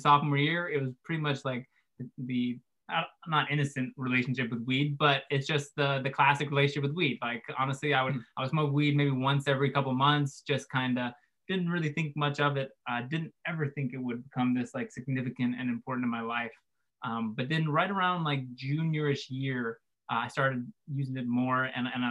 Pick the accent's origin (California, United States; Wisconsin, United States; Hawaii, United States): California, United States; Central Coast, San Luis Obispo / Santa Maria; Oh, so I'm from pretty much where we're at now, Central Coast ish. We call it the Central Coast, but really just San Luis Obispo / Santa Maria. But pretty much grown up here my whole